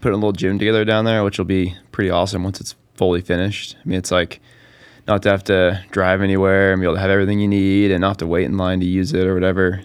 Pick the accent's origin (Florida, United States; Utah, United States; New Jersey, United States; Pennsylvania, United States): Utah, United States; Park City; also born or lived in Heber, Utah; I was born and raised in Park City, Utah, and pretty much spent, well, most of my life there